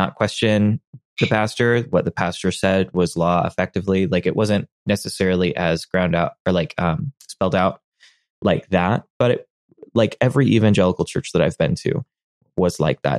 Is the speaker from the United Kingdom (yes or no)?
no; United States; as an American in my culture